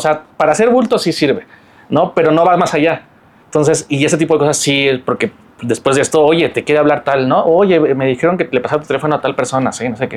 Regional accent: Mexico; yo soy mexicano

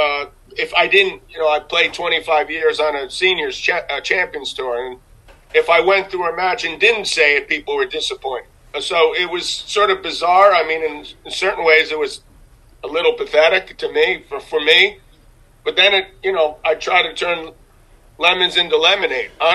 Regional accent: New York City, New York, United States; I grew up in New York City

